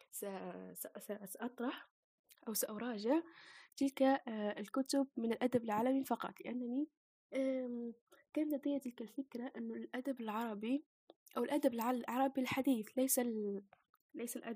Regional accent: Algeria; أنا فتاة جزائرية عشرينية

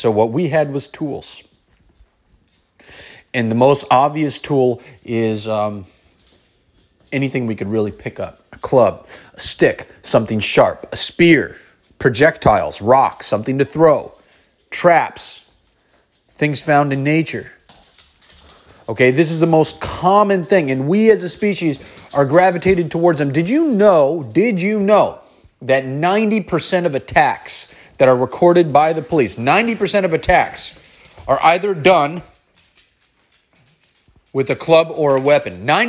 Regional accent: San Francisco, California, United States; I grew up in San Francisco on 9th and Market, on inner city, in the inner city, in the Tenderloin.

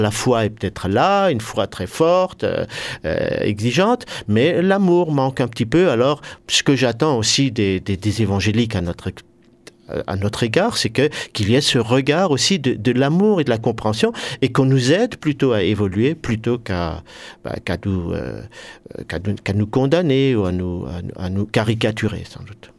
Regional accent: Hœrdt, Grand Est, France; je suis originaire de Heurte

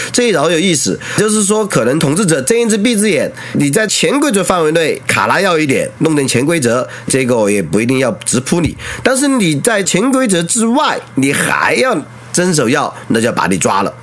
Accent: Qianwei, Sichuan, China; 四川前围，哎，我的故乡

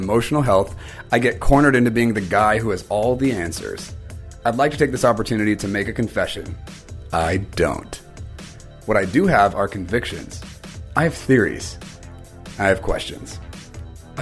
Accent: Guam; moved away; I grew up in Guam

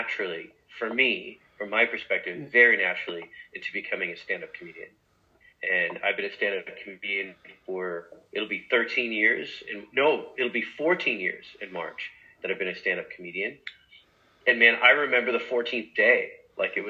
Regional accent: New York, United States; born or raised there; also born or lived in Egypt

